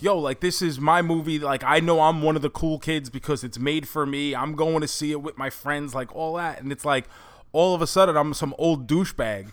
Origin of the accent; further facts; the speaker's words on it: New York City, New York, United States; when we grew up in New York